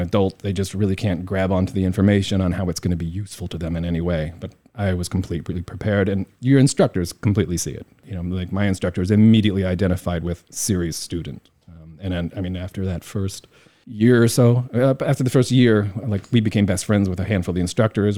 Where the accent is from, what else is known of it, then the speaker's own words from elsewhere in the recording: Indiana, United States; moved away as an adult; also born or lived in New York; now in Taiwan; I grew up in Indiana.